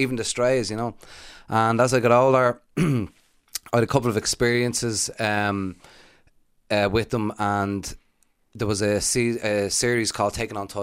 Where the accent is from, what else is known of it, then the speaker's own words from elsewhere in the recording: Dublin, Leinster, Ireland; When I was growing up, I was brought up in Kevin Street, Ivy Trust flats